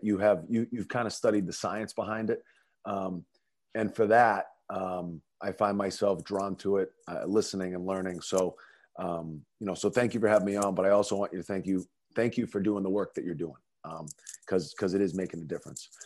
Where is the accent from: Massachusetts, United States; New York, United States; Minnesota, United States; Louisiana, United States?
Massachusetts, United States; North Andover; growing up in North Andover, um, you know, obviously a community that's near and dear to my heart